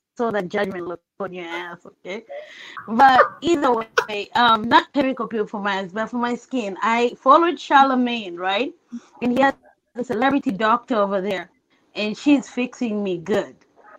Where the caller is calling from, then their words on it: Seattle, Washington, United States; Oh, are you talking to me? Seattle. How are you?